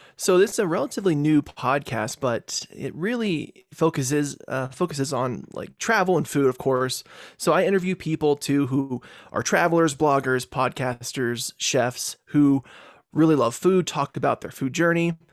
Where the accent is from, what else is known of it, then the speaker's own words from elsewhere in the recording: Virginia, United States; moved away as an adult; also born or lived in Texas; now in Colorado, United States; I grew up in Virginia for most of my life before moving to Colorado in two thousand ten